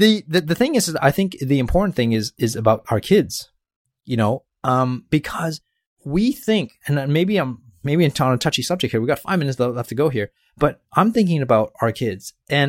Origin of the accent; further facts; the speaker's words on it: Canada; accent: Canadian; I thought it was my Canadian accent here.